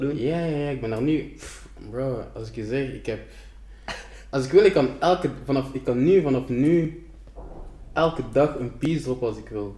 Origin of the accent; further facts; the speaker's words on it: Ghana; ik ben van Ghana